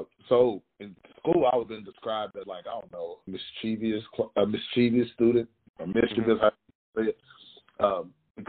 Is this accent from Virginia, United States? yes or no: no; West Tennessee, United States; I grew up in West Tennessee, grew up in the country